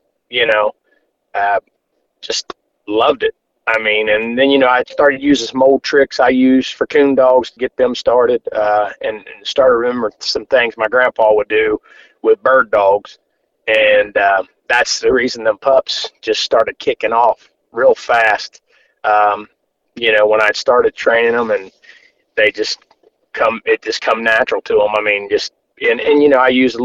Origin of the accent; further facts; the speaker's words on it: Cincinnati, Ohio, United States; I'm from Cincinnati, Ohio, a little northeast, about 20 miles northeast of Cincinnati.